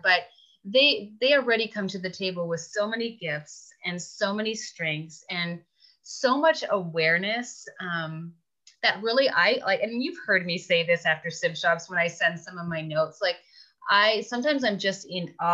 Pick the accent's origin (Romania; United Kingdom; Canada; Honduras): Canada; moved away; I'm originally from Canada